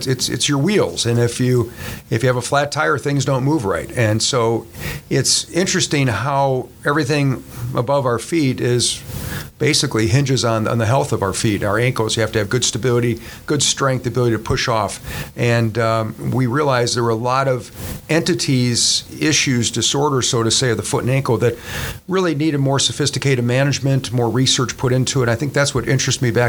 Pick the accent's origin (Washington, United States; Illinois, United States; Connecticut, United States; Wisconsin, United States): Wisconsin, United States; Milwaukee; moved away as an adult; also born or lived in Mississippi / Charlotte; I was a kid that grew up in the Milwaukee area